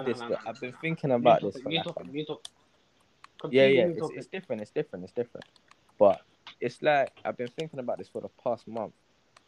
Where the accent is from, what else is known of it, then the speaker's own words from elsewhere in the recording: London, United Kingdom; growing up in South London